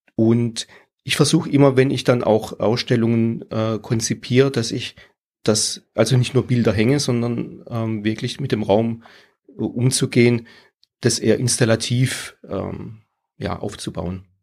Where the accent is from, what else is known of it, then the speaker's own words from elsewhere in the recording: Pforzheim, Baden-Württemberg, Germany; now in Tiefenbronn, Germany; ich bin aus der Region, äh, wohnhaft in Tiefenbronn, habe dort auch mein Atelier, aber geboren in Pforzheim